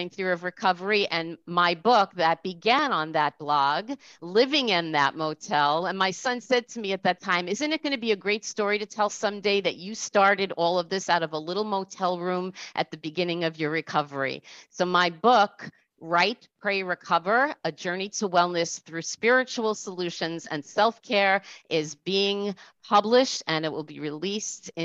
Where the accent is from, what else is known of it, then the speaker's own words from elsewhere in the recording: Rockland County, New York, United States; also born or lived in Orange County, New York / New Jersey; I'm from New York, Orange County, New York, Rockland County, New York, woohoo. and I came back to Rockland where I was from.